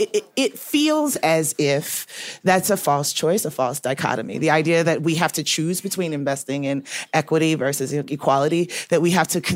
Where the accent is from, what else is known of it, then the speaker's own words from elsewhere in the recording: the South, United States; I'm from the South